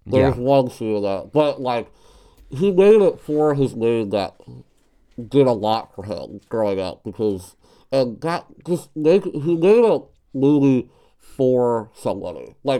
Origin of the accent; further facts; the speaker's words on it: Pittsburgh, Pennsylvania, United States; I'm from Pittsburgh.